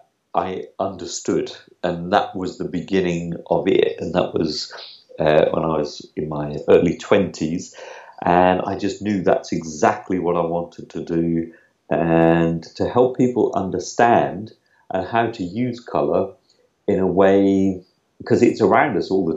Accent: Norwich, East of England, United Kingdom; accent: UK; moved away; also born or lived in Lisbon; I'm originally from Norwich, though, but at the moment I'm in Lisbon

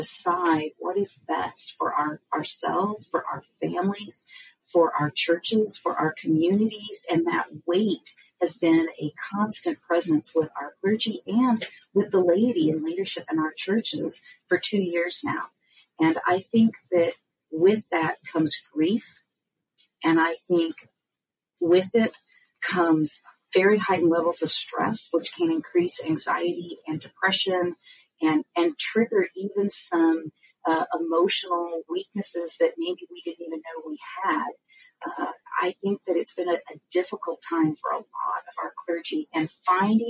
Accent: California, United States; moved away as an adult; now in Indiana, United States; We're from California, but we relocated here to Indiana

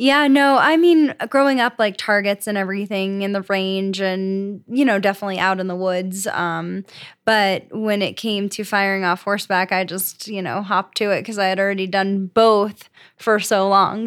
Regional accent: Florida, United States; moved away as an adult; also born or lived in New Jersey; now in Colorado, United States; I'm from Florida

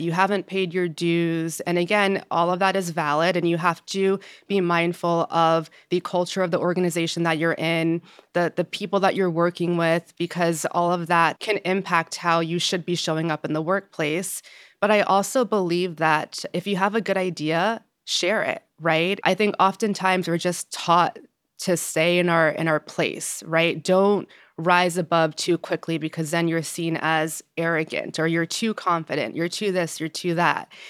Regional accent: Yonkers, New York, United States; also born or lived in New Jersey; I'm from Yonkers, New York

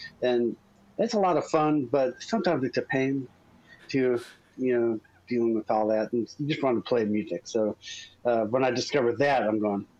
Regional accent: Hilton, New York, United States; Just northwest of Rochester, right on Lake Ontario, a small town called Hilton, New York

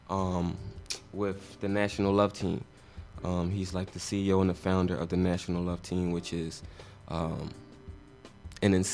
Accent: Philadelphia, Pennsylvania, United States; born or raised there

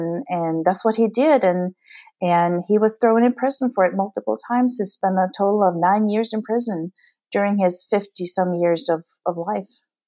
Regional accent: Norway; moved away as an adult; also born or lived in United States / East Africa; I'm originally from Norway. I came to the States when I was 21 and met my husband, and we've been doing mission work over in East Africa since 2006.

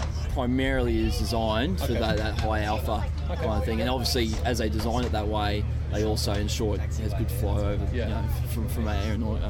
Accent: Brisbane, Queensland, Australia; moved away; I'm from Brisbane originally, so had all my high school, all my uni in Brisbane

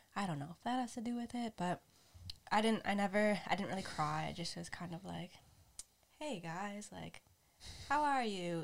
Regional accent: United States; I was raised in the United States

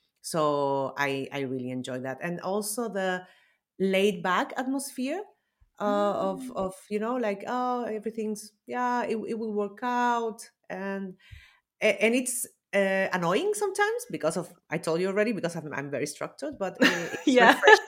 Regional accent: Chile; I come from Chile.

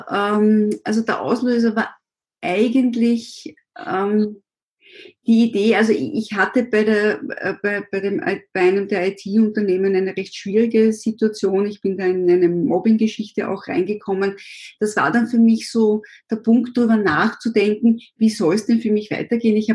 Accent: Vienna, Austria; born there; ich bin 52, bin gebürtige Wienerin

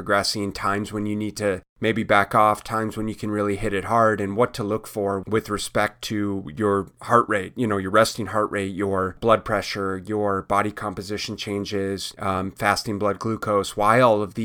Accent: Minneapolis, Minnesota, United States; I grew up in Minneapolis

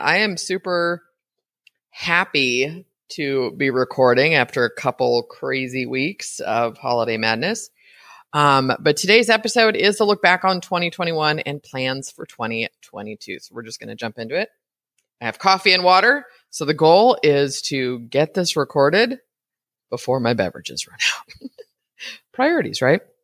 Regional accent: Brentwood, California, United States; moved away as an adult; now in Costa Rica; I grew up in the Bay Area

